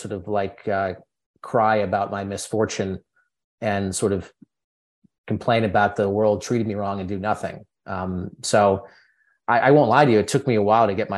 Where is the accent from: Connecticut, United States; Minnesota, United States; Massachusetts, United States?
Connecticut, United States; Berkshire Mountains, countryside of; I grew up in the countryside of Connecticut, which does exist, in the Berkshire Mountains.